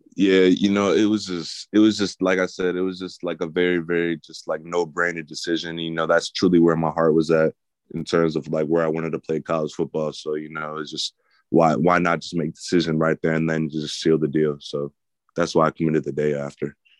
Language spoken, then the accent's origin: English; New Jersey, United States; growing up in New Jersey